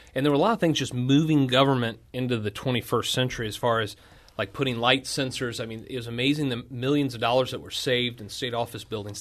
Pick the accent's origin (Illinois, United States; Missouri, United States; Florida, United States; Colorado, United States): Missouri, United States; Washington; born and raised in Washington, Missouri